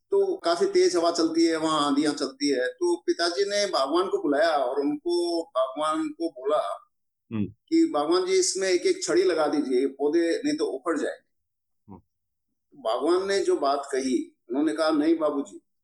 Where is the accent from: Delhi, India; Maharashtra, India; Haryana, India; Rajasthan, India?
Rajasthan, India; Sardarshahar; मेरी life start होती है मेरे गांव सदार शहर से